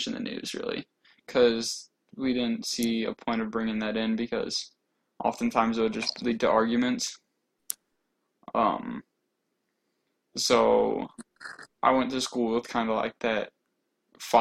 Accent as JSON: {"language": "English", "region": "Indiana", "country": "United States", "moved": "as an adult", "lives_now": "Georgia, United States", "said": "I'm originally from Indiana, actually. I'm also new to Georgia."}